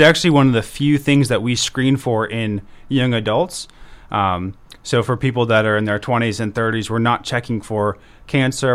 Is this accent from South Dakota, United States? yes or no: yes; Beresford, South Dakota, United States; also born or lived in Virginia; now in Brookings, United States; I grew up in Beersford